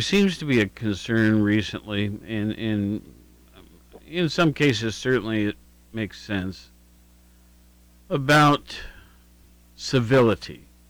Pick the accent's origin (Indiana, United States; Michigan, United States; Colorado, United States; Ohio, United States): Ohio, United States; Worthington; It was Worthington was my hometown.